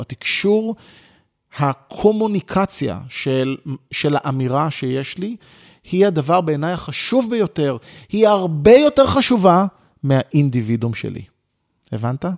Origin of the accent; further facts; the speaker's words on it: Ramat Gan, Tel Aviv District, Israel; נולדתי ברחוב הרצל ברמת גן, למשפחה יחסית, אה, ממוצעת ופשוטה